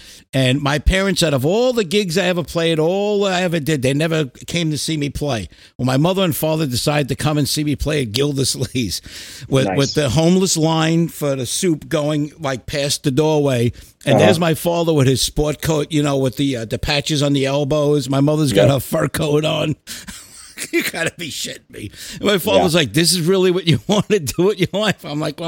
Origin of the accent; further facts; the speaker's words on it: New York, United States; I mean, I grew up in New York